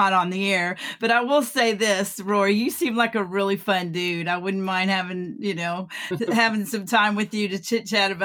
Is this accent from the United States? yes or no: yes; McKinney, Texas, United States; my hometown of McKinney, Texas